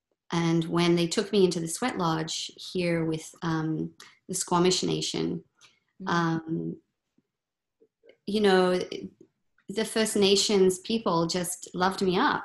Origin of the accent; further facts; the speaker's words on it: Australia; moved away as an adult; now in Vancouver, Canada; I grew up in Australia